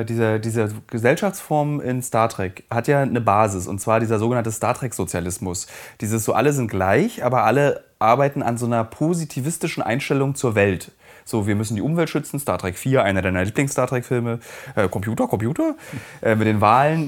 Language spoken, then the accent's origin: German; East Germany, Germany; als Ossi